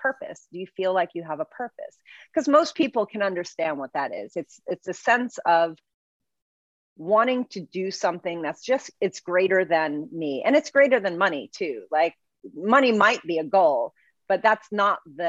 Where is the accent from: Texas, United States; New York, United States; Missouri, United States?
New York, United States; New York City; I'm from the Bronx